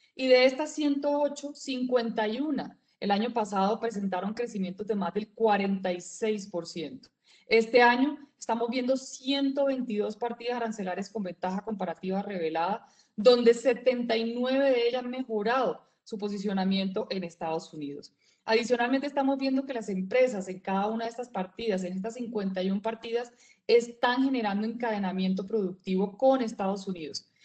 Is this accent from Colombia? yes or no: yes; Colombia; todos somos hijos de Colombia